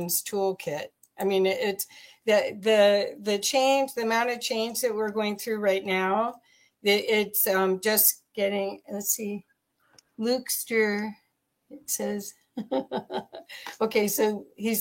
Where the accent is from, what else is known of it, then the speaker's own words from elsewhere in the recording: Ohio, United States; now in Colorado, United States; when I grew up in Ohio